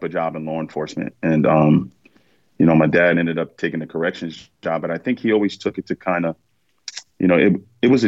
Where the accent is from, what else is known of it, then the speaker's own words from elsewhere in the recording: New York City, New York, United States; I was born in Bronx, New York